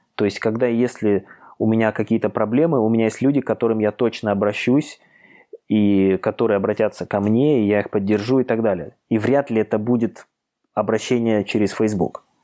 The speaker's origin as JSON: {"language": "Russian", "town": "Khabarovsk", "region": "Khabarovsk Krai", "country": "Russia", "tie": "born or raised there", "moved": "yes", "lives_now": "Moscow, Russia", "said": "живу я в Москве, хотя сам я вообще-то из Дальнего Востока, из Хабаровска, мой родной город"}